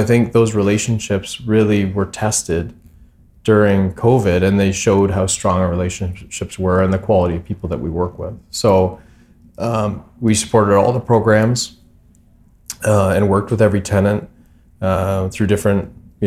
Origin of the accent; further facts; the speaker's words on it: Hamilton, Ontario, Canada; I think we're from Hamilton. We live in Hamilton